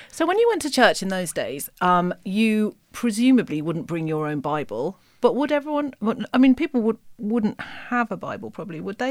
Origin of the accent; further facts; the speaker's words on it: West Midlands, United Kingdom; I'm from the West Midlands